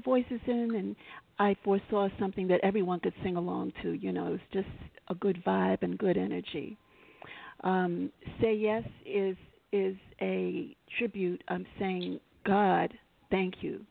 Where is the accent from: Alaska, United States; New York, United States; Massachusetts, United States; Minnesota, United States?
New York, United States; New York City; I'm a New Yorker, native, born and raised here